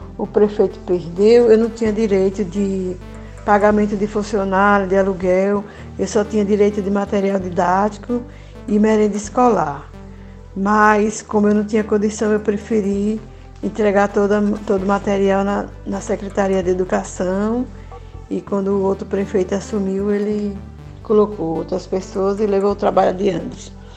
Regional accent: Irecê, Bahia, Brazil; moved away; also born or lived in Jogo (current residence, over 40 years); sou natural de Irecê, Bahia, moro aqui no Jogo há mais de 40 anos.

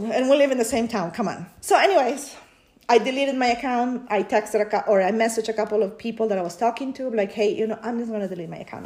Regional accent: Peru; now in United States; I was born in Peru, but I've been living in the US since 1998.

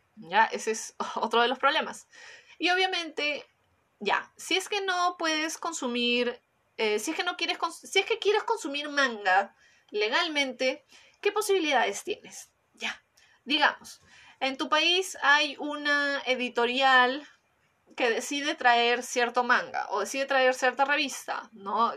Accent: Peru; en mi país, cuando en Perú

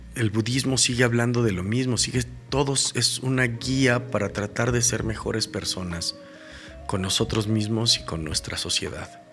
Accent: Mexico; como mexicanos

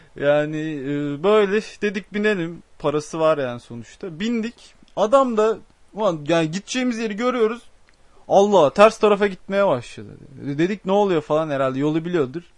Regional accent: Osmaniye, Turkey; also born or lived in Adana; ben Adanalıyım. E, Osmaniyeliyim

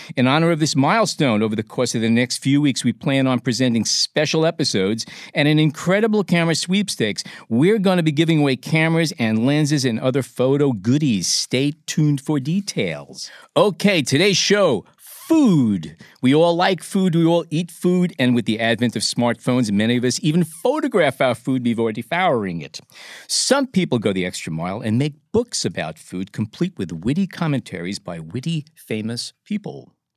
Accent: New York City, New York, United States; a Brooklyn boy like myself from the same basic neighborhoods. We come from the Fertile Crescent, the Sheepshead Bay area

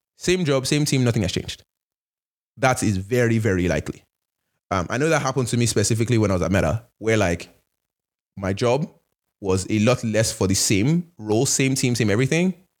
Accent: Nigeria; also born or lived in Canada; now in United States; I'm Nigerian, I'm Canadian

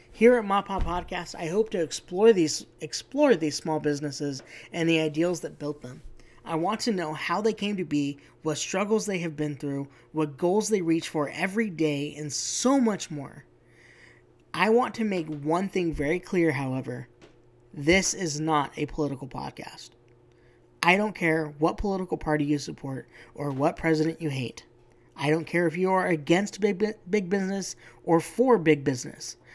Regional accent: Arizona, United States; moved away; also born or lived in Utah; where I grew up in Arizona is not what I would call smack dab in the middle of the big city

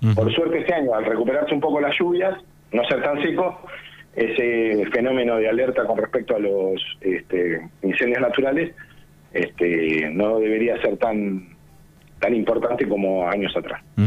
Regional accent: Buenos Aires, Argentina; moved away as an adult; now in Bahía Blanca, Argentina; Yo soy de Buenos pero eh, me, empecé a trabajar en Bahía Blanca hace hace unos 12 años

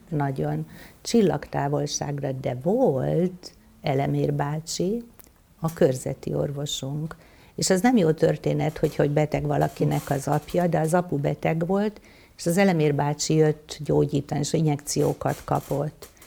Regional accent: Somlóvásárhely, Veszprém County, Hungary; moved away as an adult; also born or lived in Budapest; now in Solymár, Hungary; Somló vásárhely, ott születtem, és ott éltem gyakorlatilag 18 éves koromig.

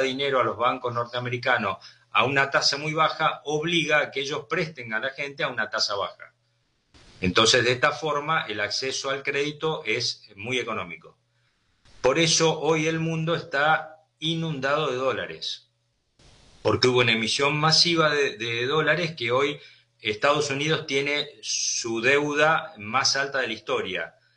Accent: Argentina

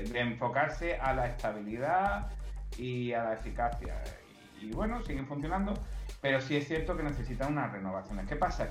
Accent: Spain; Aquí en España tenemos otras lenguas como el catalán, el gallego, el valenciano, el vasco.

